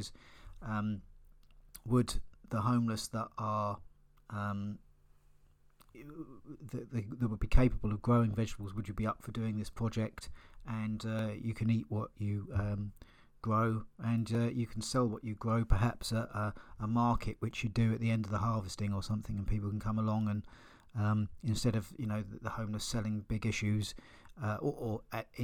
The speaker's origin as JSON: {"language": "English", "town": "Eastbourne", "region": "South East England", "country": "United Kingdom", "tie": "born or raised there"}